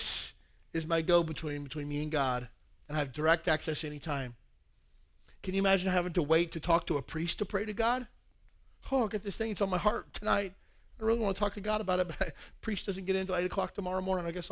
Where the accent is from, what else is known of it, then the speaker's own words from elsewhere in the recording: the South, United States; moved away; I'm originally from the South